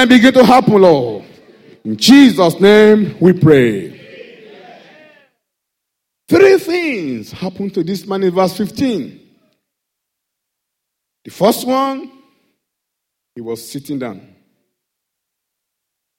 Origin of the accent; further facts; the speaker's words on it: Nigeria; accent: Nigerian English; English is a second language; now in United Kingdom